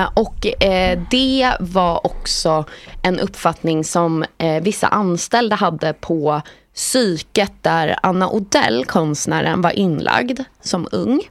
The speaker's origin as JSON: {"language": "Swedish", "country": "Sweden", "said": "som svensk"}